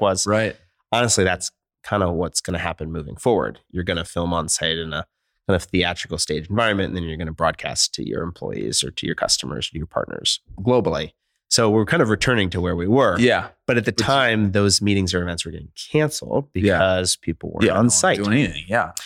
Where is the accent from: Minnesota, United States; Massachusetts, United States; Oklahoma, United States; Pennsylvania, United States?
Pennsylvania, United States; Philadelphia; moved away as an adult; also born or lived in California; now in Portland, United States; I grew up in Philadelphia. I'm a Philly guy